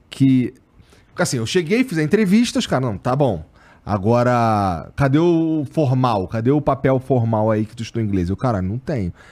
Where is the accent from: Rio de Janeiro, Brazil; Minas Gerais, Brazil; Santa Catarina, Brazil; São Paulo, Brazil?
Rio de Janeiro, Brazil; accent: carioca; moved away; Eu sou lá do. Bom, eu morei eu morava no Rocha.